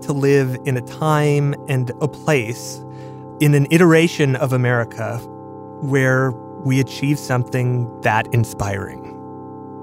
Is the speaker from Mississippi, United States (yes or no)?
no; Wisconsin, United States; as a kid growing up in Wisconsin